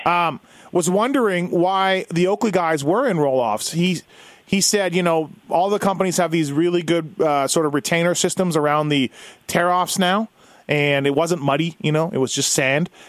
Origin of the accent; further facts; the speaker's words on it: Canada; I'm Canadian